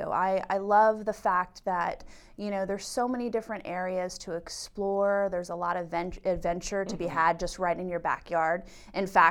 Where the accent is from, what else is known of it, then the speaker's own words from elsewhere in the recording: Jacksonville, Florida, United States; moved away as an adult; now in Berks County, United States; I'm originally from Jacksonville, Florida, but we have lived here for 20 years